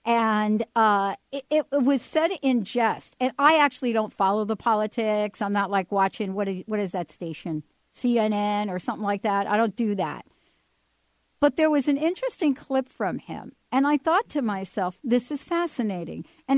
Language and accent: English; New Jersey, United States; moved away; they know I'm from New Jersey.